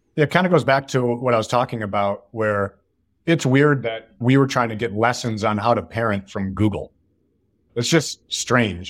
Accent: Northville, Michigan, United States; moved away as an adult; also born or lived in Chicago; now in Bay Area, United States; I grew up in a town outside of Detroit called Northville

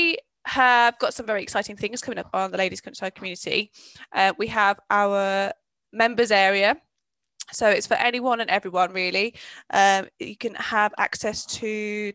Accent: Birmingham, West Midlands, United Kingdom; I'm from Birmingham

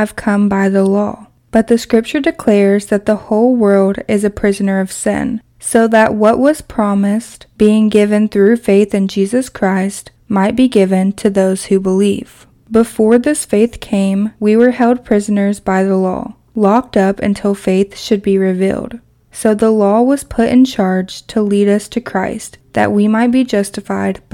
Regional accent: Kentucky, United States; my hometown in Kentucky

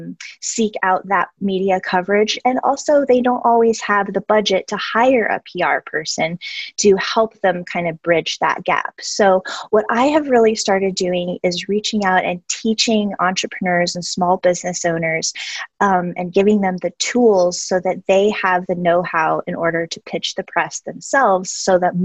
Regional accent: Albuquerque, New Mexico, United States; my hometown of Albuquerque, New Mexico

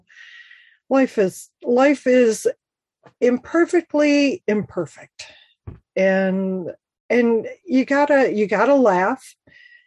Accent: Michigan, United States; I'm from Michigan

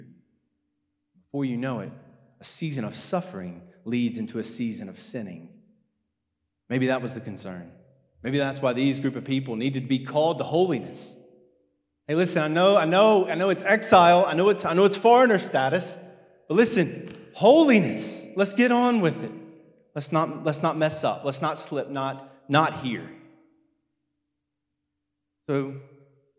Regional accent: United States; moved away; I'm American

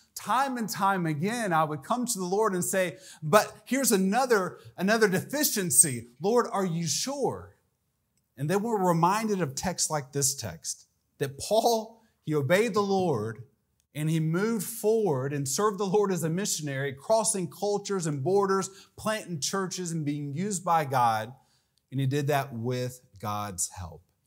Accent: Atlanta, Georgia, United States; moved away as an adult; also born or lived in Latin America; I grew up in the Atlanta area

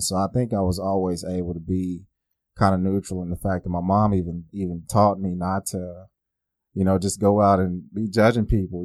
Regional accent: Oklahoma City, Oklahoma, United States; I grew up right here in Oklahoma City

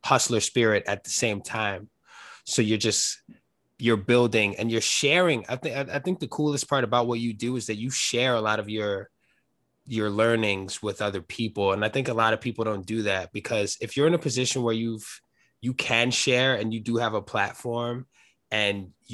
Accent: New York, United States; I'm from New York. I've lived here my whole life

